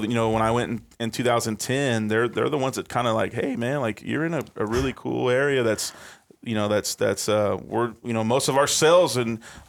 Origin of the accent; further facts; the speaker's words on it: Odessa, Texas, United States; also born or lived in Apple Valley, California / Big Bear, California / McKinney, Texas; I grew up in Odessa